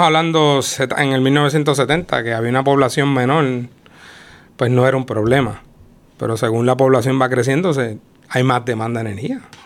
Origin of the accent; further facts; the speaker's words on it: Utuado, Puerto Rico; Yo soy del pueblo de Utuado